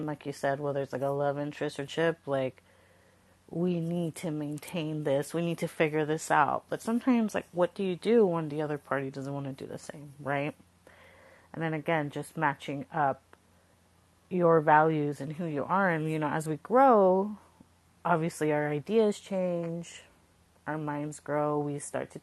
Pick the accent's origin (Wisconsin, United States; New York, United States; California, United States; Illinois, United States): California, United States; Coachella Valley, Southern; moved away as an adult; also born or lived in San Jose, California; now in Bay Area, United States; I grew up in the Coachella Valley, so that's down south, in Southern California, Palm Springs